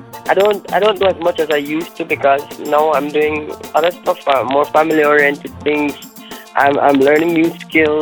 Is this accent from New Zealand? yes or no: no; Jamaica; I grew up in Jamaica.